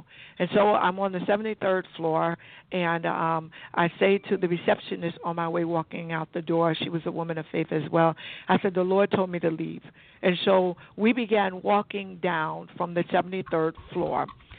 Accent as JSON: {"language": "English", "town": "Fort Dix", "region": "New Jersey", "country": "United States", "tie": "born there", "said": "I was born on Fort Dix Base, believe it or not, and, you know, my parents ultimately still settled in the state of New Jersey, and I still reside here today."}